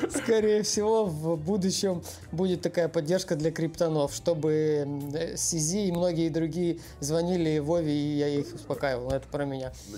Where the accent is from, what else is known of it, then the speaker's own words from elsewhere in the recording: Ukraine; я из Украины